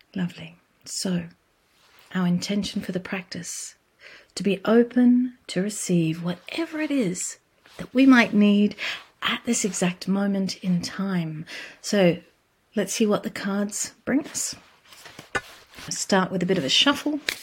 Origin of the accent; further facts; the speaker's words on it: Australia; I come from Australia.